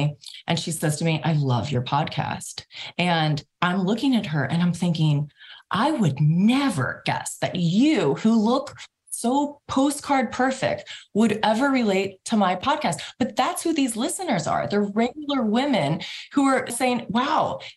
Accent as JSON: {"language": "English", "region": "Midwest", "country": "United States", "said": "I'm from the Midwest. I grew up in a large, very traditional Catholic family"}